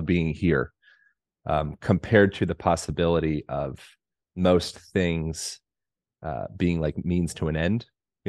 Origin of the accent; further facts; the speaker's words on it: Pennsylvania, United States; moved away as an adult; also born or lived in Hawaii / Colorado / Oregon / California; Other than I grew up in Pennsylvania, but I moved to Hawaii when I was 18 and then Boulder, Colorado, and then Bend, Oregon, and then Santa Monica